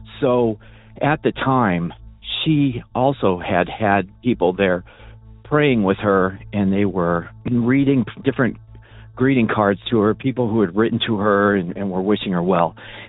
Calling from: Illinois, United States; I'm calling from Illinois.

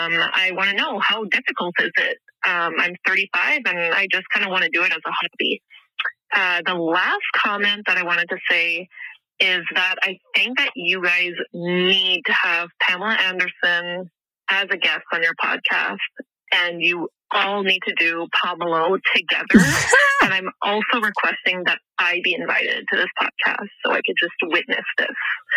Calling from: Ottawa, Ontario, Canada; I'm calling from Ottawa, Canada

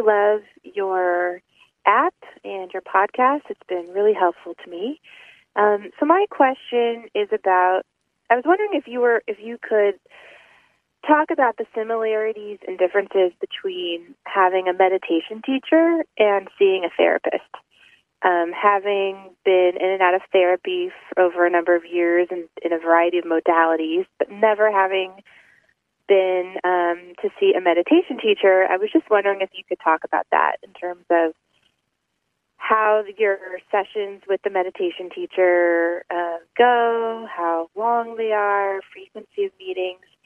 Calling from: Los Angeles, California, United States; I'm calling from Los Angeles.

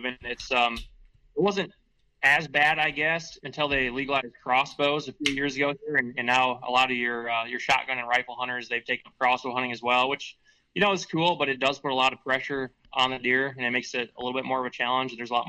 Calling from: Michigan, United States; We're calling in from Michigan. We're down here in Alex's place in the Detroit area right now. Yeah, we're about an hour north of Detroit.

